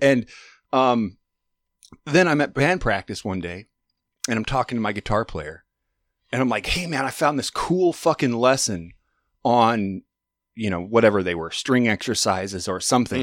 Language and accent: English; Alaska, United States; I'm from Alaska